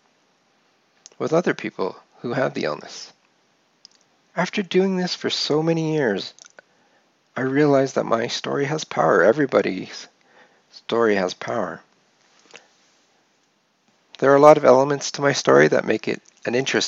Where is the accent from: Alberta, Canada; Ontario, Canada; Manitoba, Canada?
Alberta, Canada; Calgary; grew up in Calgary, Alberta, Canada